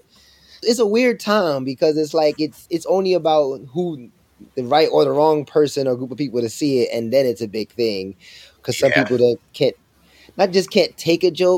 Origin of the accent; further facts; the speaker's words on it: Jamaica; I'm also Jamaican